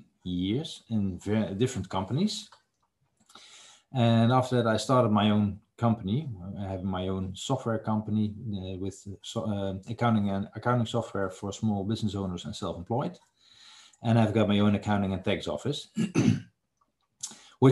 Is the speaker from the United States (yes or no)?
no; Netherlands; I am from the Netherlands, so it's the other side of the ocean